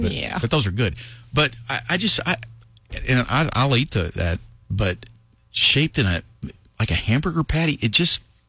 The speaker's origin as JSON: {"language": "English", "town": "Lovington", "region": "New Mexico", "country": "United States", "tie": "born or raised there", "said": "growing up in Lovington. There's a place there called Old Jack's Drive-In, and it's just the hometown drive-in."}